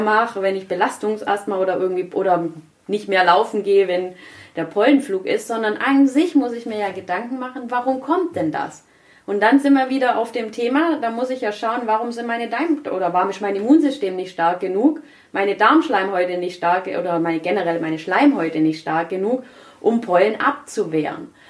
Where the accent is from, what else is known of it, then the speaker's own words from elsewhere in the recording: Germany; Bei uns in Deutschland